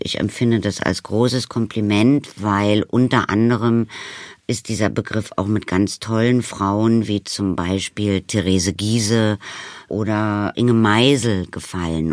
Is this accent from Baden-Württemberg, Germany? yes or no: no; Berlin, Germany; bin ich entstanden und groß geworden am Brecht Ensemble